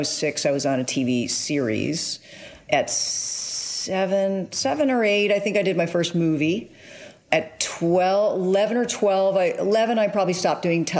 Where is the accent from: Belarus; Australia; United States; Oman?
United States; Los Angeles, California; I'm born and raised in Los Angeles, California